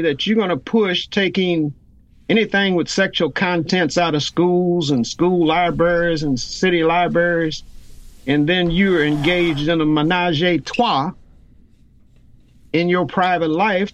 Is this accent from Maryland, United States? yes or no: no; Louisiana, United States; near my hometown a voodoo cult